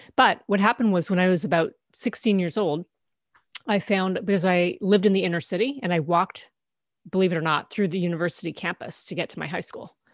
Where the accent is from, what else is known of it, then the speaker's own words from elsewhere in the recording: Canada; I grew up in Canada, and this was in Ontario.